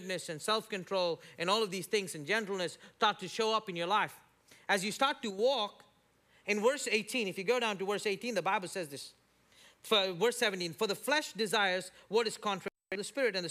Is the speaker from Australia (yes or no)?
no; India; now in United States; me as an Indian